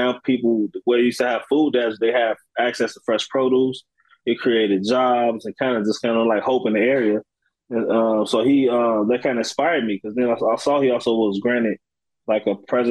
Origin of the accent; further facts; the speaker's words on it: Chicago, Illinois, United States; also born or lived in Galesburg, Illinois; I grew up in Chicago. Yep. I moved to Galesburg when I was about 16, 17.